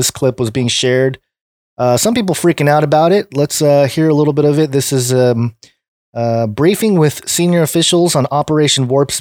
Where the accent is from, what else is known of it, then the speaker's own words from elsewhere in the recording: California, United States; now it's coming to my hometown, or my home state anyway